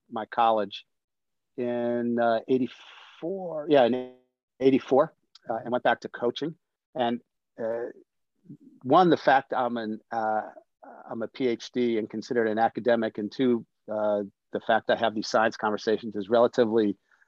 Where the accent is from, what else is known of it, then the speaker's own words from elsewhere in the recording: Washington, District of Columbia, United States; I grew up on the East Coast. I grew up in DC